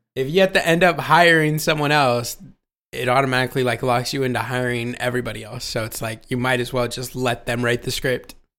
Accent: Ohio, United States

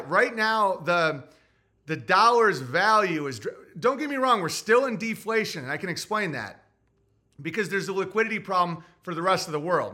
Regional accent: United States; I love being American

